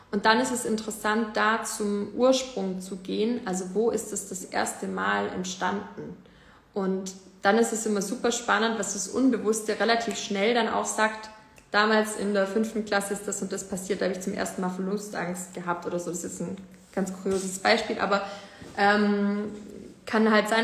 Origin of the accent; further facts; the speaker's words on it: Ravensburg, Baden-Württemberg, Germany; in Deutschland, in Ravensburg, wo ich herkomme